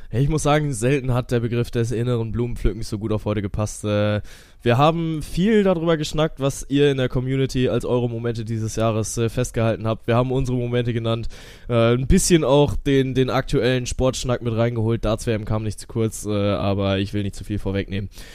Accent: Kiel, Schleswig-Holstein, Germany; ich bin ja Kieler Jung

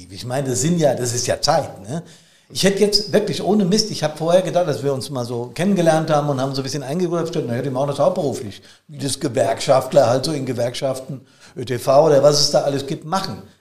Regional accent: Hesse, Germany; Großstädte hier im Rhein-Main-Gebiet, ganz in der Nähe, wo ich herkomme

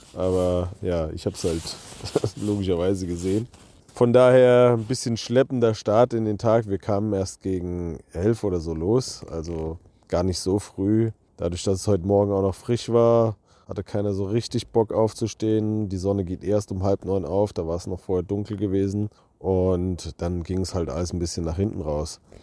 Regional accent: Bodenheim, Rhineland-Palatinate, Germany; Ich komme aus Bodenheim, auch aus Mainz quasi

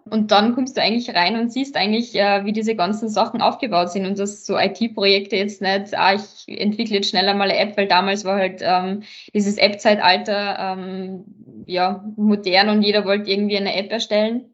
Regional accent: Salzburg, Austria; moved away as an adult; now in Vienna, Austria; ich bin ja auch nach Wien gezogen, ich bin ursprünglich aus Salzburg

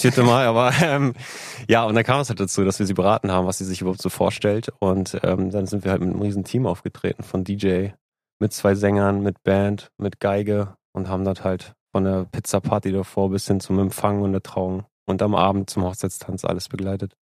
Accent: Lübeck, Schleswig-Holstein, Germany; now in Hamburg, Germany; ich komme aus Lübeck

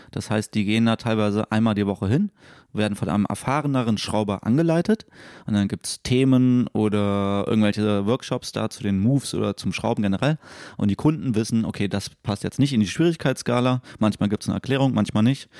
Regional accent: Germany; also born or lived in Münster; bei uns in Deutschland

